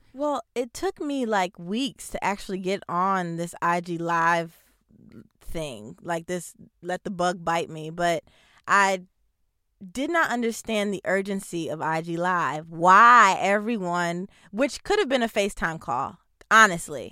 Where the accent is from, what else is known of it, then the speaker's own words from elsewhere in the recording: New Jersey, United States; also born or lived in Bronx, New York; I was born in the Bronx, uh, raised in New Jersey